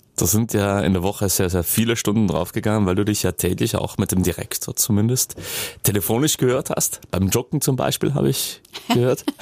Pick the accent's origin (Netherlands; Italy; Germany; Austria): Italy; South Tyrol, Trentino-Alto Adige; wir Südtiroler